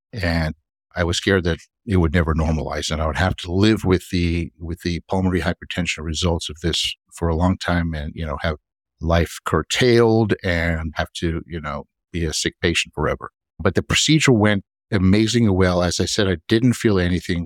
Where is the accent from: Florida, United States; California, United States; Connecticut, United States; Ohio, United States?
Florida, United States; Miami; also born or lived in New York; I grew up down here in Miami